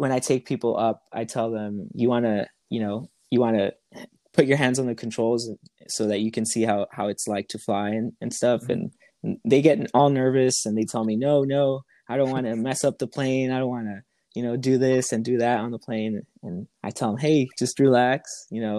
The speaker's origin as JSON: {"language": "English", "town": "Los Angeles", "region": "California", "country": "United States", "said": "I am from Southern California, more specific, the LA area"}